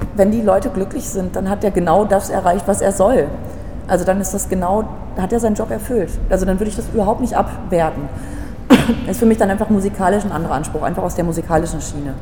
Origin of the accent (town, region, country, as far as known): Altenbeken, North Rhine-Westphalia, Germany; also born or lived in Paderborn; now in Berlin, Germany